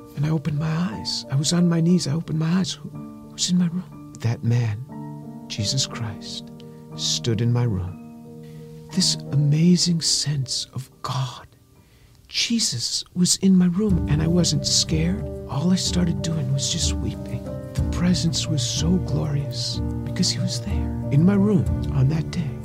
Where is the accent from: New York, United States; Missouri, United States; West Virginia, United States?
New York, United States; I grew up just outside of New York City